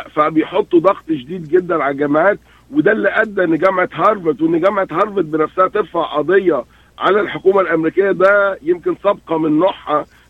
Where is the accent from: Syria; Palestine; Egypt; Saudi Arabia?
Egypt; احنا عندنا جامعات في, في مصر